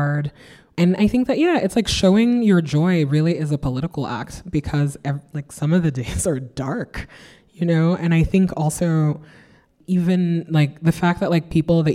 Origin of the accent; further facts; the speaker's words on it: Nigeria; now in New York, United States; I grew up in West Africa under 3 dictatorships